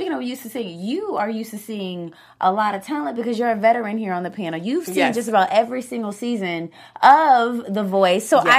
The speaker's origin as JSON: {"language": "English", "region": "the South", "country": "United States", "said": "Being a Southern person on the panel."}